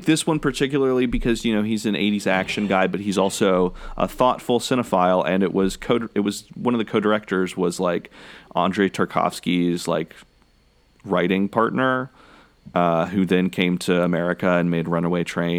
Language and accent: English; College Station, Texas, United States; I grew up in Central Texas, and there weren't really a whole lot of very accessible big amusement parks.